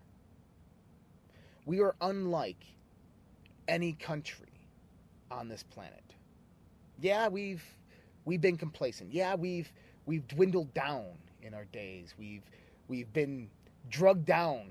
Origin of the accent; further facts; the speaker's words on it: United States; I'm an American